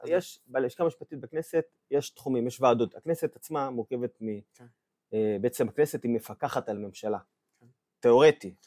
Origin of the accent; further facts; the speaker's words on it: Ashkelon, Southern District, Israel; moved away; גדלתי באיזה אזור, באשקלון אמנם